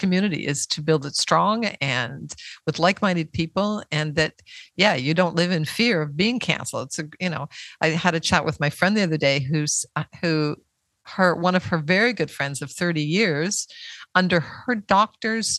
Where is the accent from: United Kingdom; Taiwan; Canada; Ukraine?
Canada; now in Mexico; Canada, my home country